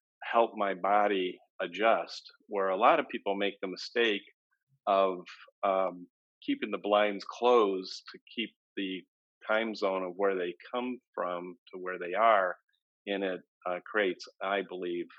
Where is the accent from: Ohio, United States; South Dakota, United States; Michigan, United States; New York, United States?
Michigan, United States; since I was a young boy growing up in Michigan